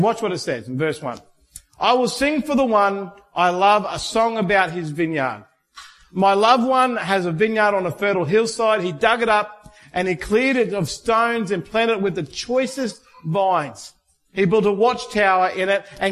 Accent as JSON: {"language": "English", "country": "Australia", "said": "being Australian"}